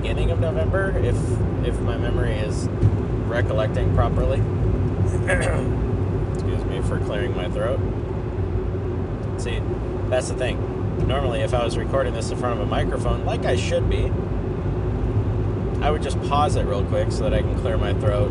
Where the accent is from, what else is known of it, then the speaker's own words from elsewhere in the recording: United States; now in Seattle, United States; I'm American, so I grew up most of my life ignorant of other countries